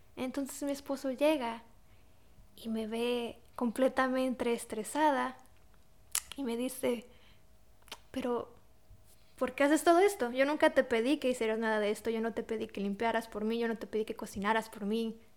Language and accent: Spanish; Mexico; moved away as an adult; now in Poland; yo nací y crecí en México